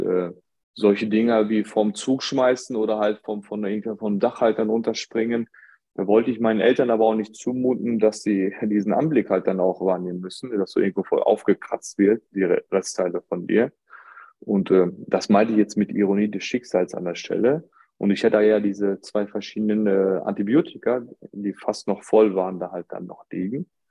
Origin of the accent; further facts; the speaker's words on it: Germany; ich bin in Deutschland geboren und ähm, gewisse Zeit habe ich aber mit meinen Großeltern ähm, verbracht äh, in meiner Kindheit.